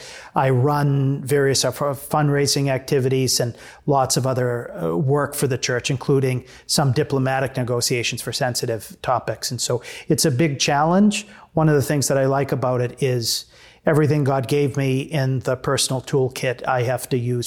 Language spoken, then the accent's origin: English; Lowell, Massachusetts, United States; It's good to debut our advanced placement phonetics that we grew up with in Lowell, Massachusetts.